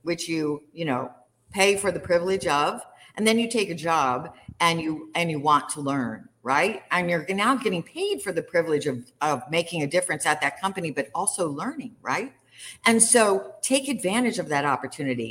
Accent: Kansas City, United States; growing up in Kansas City

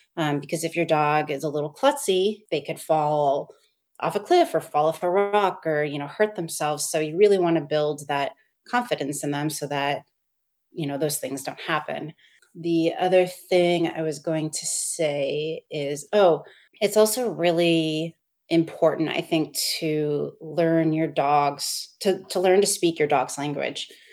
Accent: Seattle, Washington, United States; moved away as an adult; also born or lived in East Coast / abroad; now in Portland, United States; I'm from the Seattle area originally. I grew up there my whole life

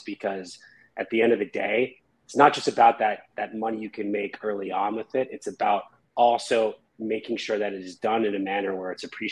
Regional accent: the Catskills, upstate New York, United States; moved away as an adult; now in Los Angeles, United States; So I'm from the Catskills in a small town in New York. Moved out to LA about 12 years ago.

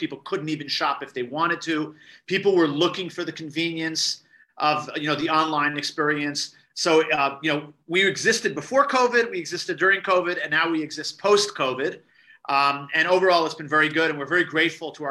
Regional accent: New York, United States; born and raised in New York

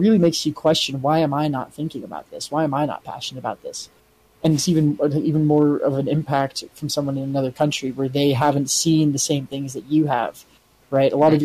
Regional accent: United States; me observing it as American

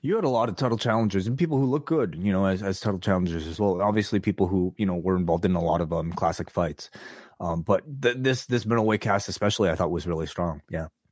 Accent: Toronto, Ontario, Canada; a Canadian, eh, eh, from Toronto

